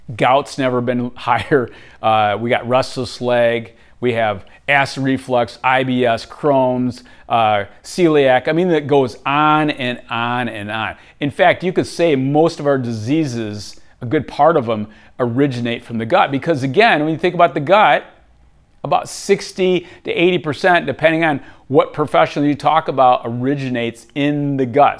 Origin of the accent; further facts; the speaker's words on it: Michigan, United States; Growing up in Michigan, again, I had great parents, but I grew up on really unhealthy foods